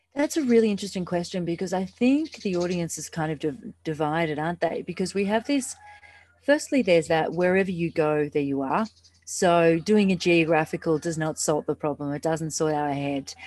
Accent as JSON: {"language": "English", "country": "Australia", "moved": "yes", "lives_now": "Bali, Indonesia", "said": "I'm actually from Australia, but I'm, I live in Bali."}